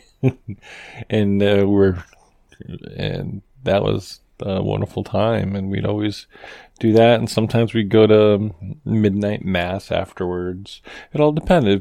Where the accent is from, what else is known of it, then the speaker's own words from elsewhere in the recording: Moosup, Connecticut, United States; my hometown of Mooseup, Connecticut.